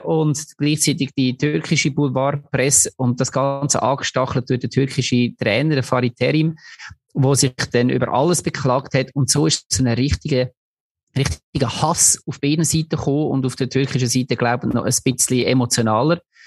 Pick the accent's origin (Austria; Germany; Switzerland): Switzerland; als Schweizer